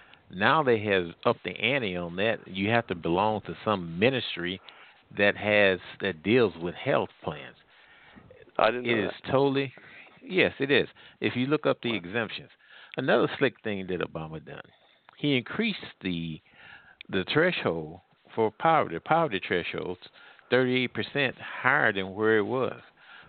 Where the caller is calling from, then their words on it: Missouri, United States; I'm calling from Missouri.